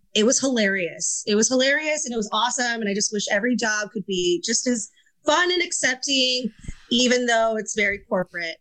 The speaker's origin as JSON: {"language": "English", "region": "Michigan", "country": "United States", "tie": "born or raised there", "moved": "yes", "said": "my very first service industry job was at a Wendy's outside of the city that I grew up in in Michigan"}